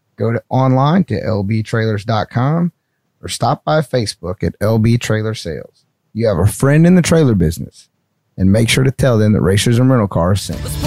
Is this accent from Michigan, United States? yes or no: no; North Carolina, United States; I'm from North Carolina